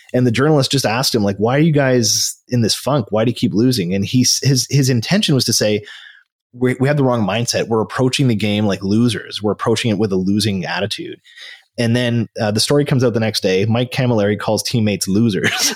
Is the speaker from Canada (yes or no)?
yes; Canada; here I am as a Canadian